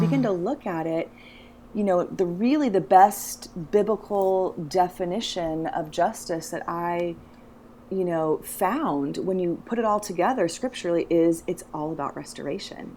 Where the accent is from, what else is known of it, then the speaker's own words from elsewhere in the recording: United States; I'm American